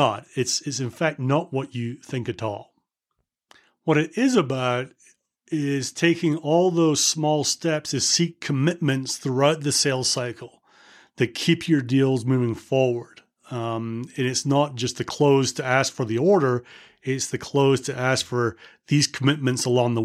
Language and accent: English; United Kingdom; as a Brit